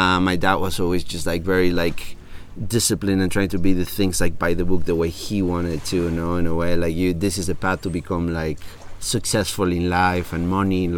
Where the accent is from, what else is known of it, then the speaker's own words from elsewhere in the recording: Mérida, Yucatán, Mexico; English is a second language; moved away as an adult; also born or lived in Cancun, Quintana Roo / Mexico City; now in San Marcos La Laguna, Guatemala; I was raised until I was 11 in Merida, a little town in Yucatan